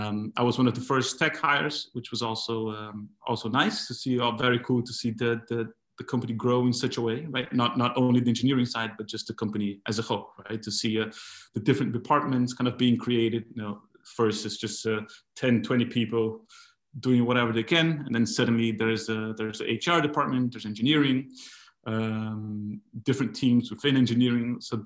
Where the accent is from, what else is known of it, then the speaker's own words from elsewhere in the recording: Brazil; moved away; also born or lived in Argentina; I'm originally from Brazil, but I was living in Argentina at the time. I lived about 16, 17 years there.